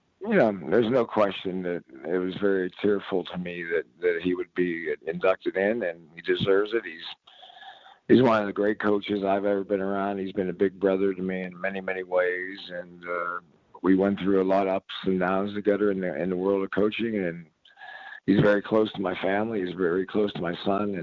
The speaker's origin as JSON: {"language": "English", "town": "Pittsburgh", "region": "Pennsylvania", "country": "United States", "tie": "born or raised there", "also_born_or_lived": "Seattle", "moved": "yes", "said": "when I grew up in Pittsburgh"}